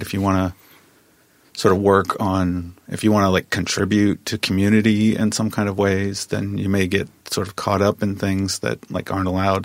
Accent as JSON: {"language": "English", "region": "Midwest", "country": "United States", "tie": "born or raised there", "said": "when I grew up, I grew up in the Midwest, and so it really wasn't about skin color so much in the Midwest in a small town"}